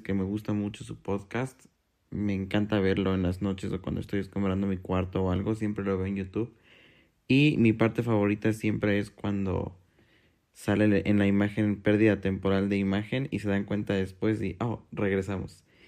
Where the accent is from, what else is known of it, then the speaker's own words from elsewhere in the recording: Mexico City, Mexico; de Ciudad de México, tengo 24 años